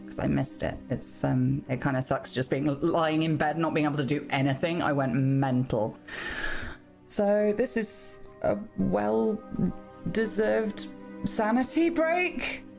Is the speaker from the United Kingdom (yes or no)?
yes; England, United Kingdom; No, I'm English.